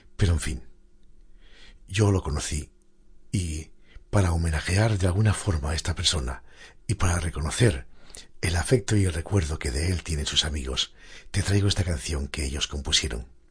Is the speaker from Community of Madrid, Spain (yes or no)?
no; Galicia, Spain; moved away as an adult; also born or lived in Asturias; pasé allí gran parte de mi vida, primero como estudiante desde los cinco hasta los diecisiete años